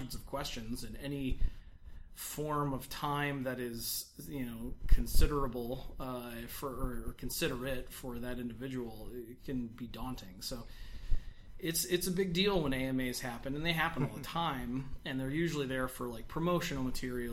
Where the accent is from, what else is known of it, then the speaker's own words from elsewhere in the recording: United States; as an American